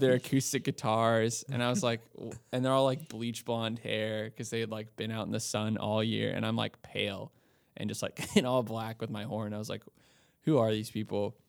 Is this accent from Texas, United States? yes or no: yes; Austin, Texas, United States; moved away as an adult; now in Nashville, United States; I'm from Austin